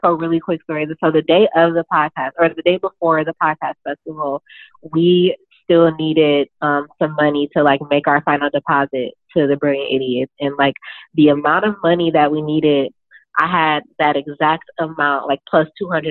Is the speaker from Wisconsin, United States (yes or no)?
yes; Milwaukee, Wisconsin, United States; moved away as an adult; also born or lived in Chicago, Illinois; now in Brooklyn, United States; I'm from Milwaukee, Wisconsin. That's where I was born, and I lived there until I left for school.